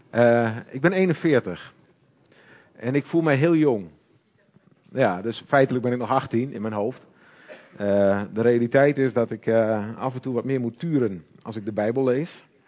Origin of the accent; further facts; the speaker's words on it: Hoogezand, Groningen, Netherlands; Ik kom uit Hoge Zand